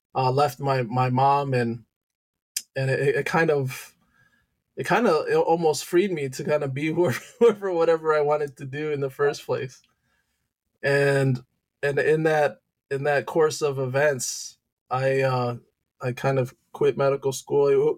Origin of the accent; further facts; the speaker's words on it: Detroit, Michigan, United States; also born or lived in Loma Linda, California / Santo Domingo; I moved to Detroit, Michigan when I was three, and at that time is where um, you know, it, I it basically grew up as a Michigander